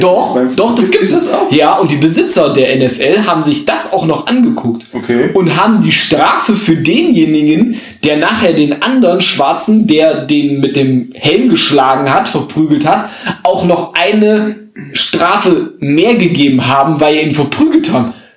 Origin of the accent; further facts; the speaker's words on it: North Hesse, Germany; wir Nordhessen